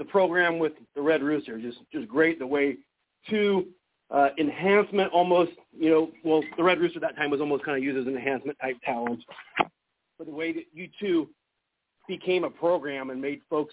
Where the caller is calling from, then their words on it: Jacksonville, Florida, United States; I'm actually calling from Jacksonville, Florida area